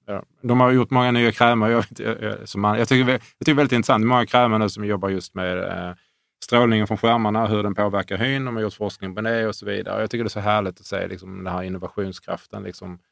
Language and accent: Swedish; Sweden; som svensk